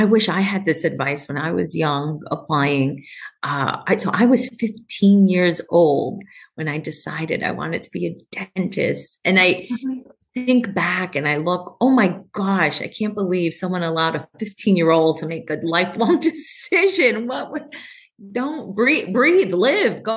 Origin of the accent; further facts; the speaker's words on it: New York City, New York, United States; moved away as an adult; also born or lived in California; now in Tacoma, United States; I'm a girl from Queens. My parents are from Ecuador.